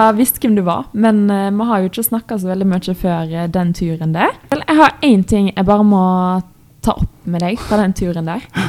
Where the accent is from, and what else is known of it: Østfold, Norway; accent: Østfold dialect, thick L